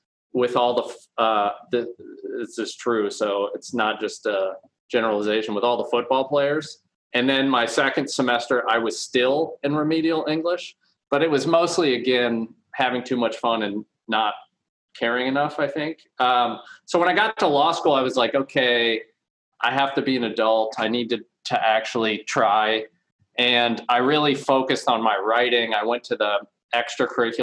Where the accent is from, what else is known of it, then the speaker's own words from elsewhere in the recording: Kentucky, United States; I grew up in Kentucky. So I grew up actually on a farm out in about 40 minutes northeast of Louisville, Kentucky